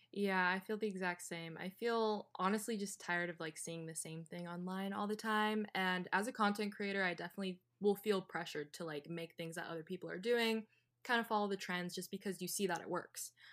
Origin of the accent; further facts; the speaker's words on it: California, United States; growing up in California was very convenient